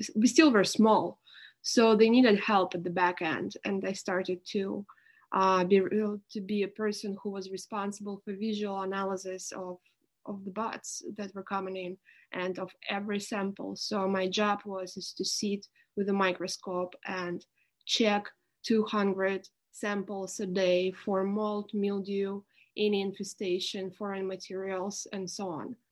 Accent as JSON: {"language": "English", "town": "Irkutsk", "region": "Irkutsk Oblast", "country": "Russia", "tie": "born or raised there", "moved": "yes", "said": "I was born in Siberia in the city of Irkutsk, which is near Lake Baikal, the deepest lake in the world. It's a pretty mount- mountainy area."}